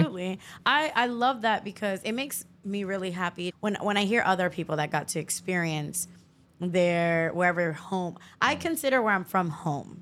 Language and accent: English; Miami, Florida, United States; growing up in Miami